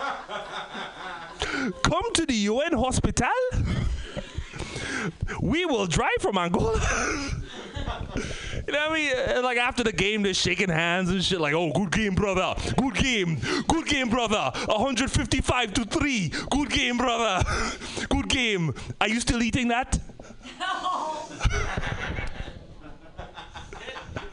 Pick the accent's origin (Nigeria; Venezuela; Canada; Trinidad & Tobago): Trinidad & Tobago; moved away; also born or lived in Bay Area, California / Oakland; I'm from the Caribbean, Trinidad and Tobago